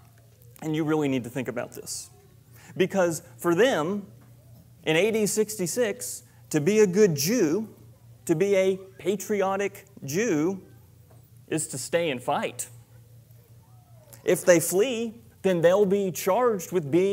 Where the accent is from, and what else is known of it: United States